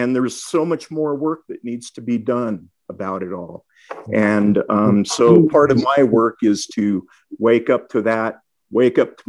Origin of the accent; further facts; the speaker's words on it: Albuquerque, New Mexico, United States; And that's where I was born. So I grew up in New Mexico